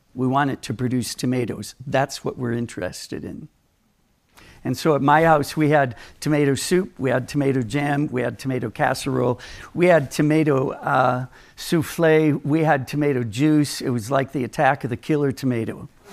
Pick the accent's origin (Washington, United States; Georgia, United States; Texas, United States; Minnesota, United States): Minnesota, United States; Minneapolis; I grew up in Minnesota